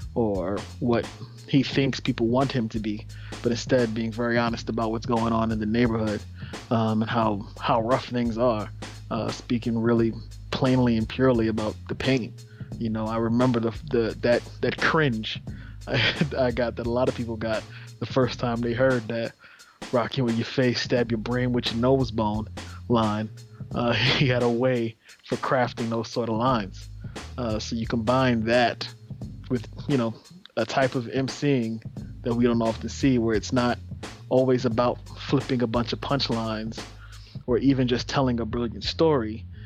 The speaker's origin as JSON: {"language": "English", "town": "New York City", "region": "New York", "country": "United States", "tie": "born or raised there", "said": "growing up in Brownsville"}